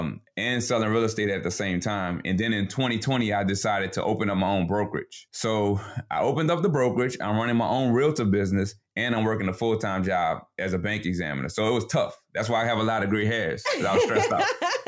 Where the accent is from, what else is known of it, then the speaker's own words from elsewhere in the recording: New Orleans, Louisiana, United States; now in Baton Rouge, United States; We're both from New Orleans, but we live in a suburb of Baton Rouge right now